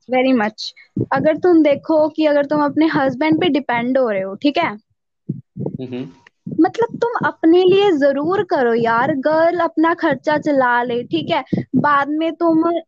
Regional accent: Mohali, Punjab, India; कर रही हूँ मोहाली से

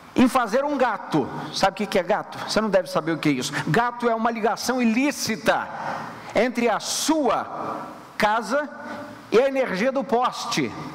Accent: Rio de Janeiro, Brazil; moved away; nós que viemos do Rio de Janeiro

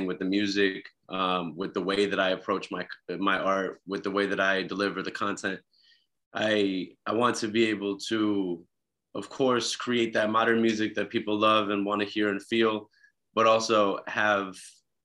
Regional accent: Minneapolis, Minnesota, United States; moved away as an adult; now in Los Angeles, United States; I'm from Minneapolis

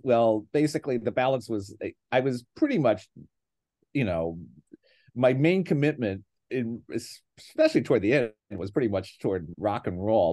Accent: Scranton, Pennsylvania, United States; born or raised there; moved away; also born or lived in Boston

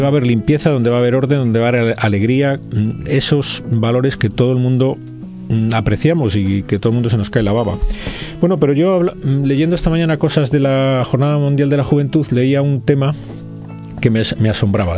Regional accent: Spain; como español

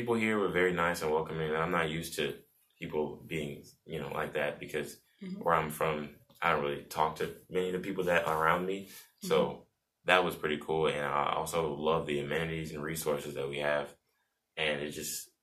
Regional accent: St. Louis, Missouri, United States; now in Columbia, United States; I'm from St. Louis, and I'm a freshman here at Mizzou.

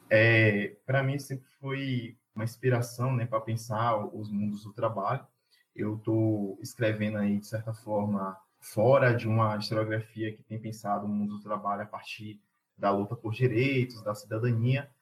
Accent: Castro Alves, Bahia, Brazil; also born or lived in Cruz das Almas / Muritiba; Eu sou do Recôncavo, nasci na cidade de Castro Alves, morei alguns anos em Cruz das Almas e também morei em Muritiba

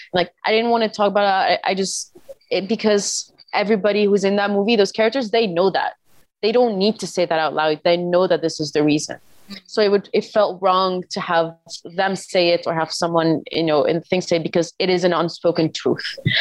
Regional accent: Lebanon; now in New York, United States; I'm from Lebanon

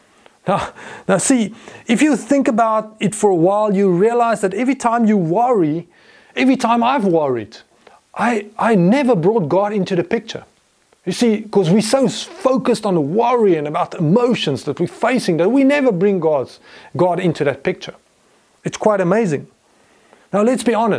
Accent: Potchefstroom, North West, South Africa; I grew up in Potchefstroom

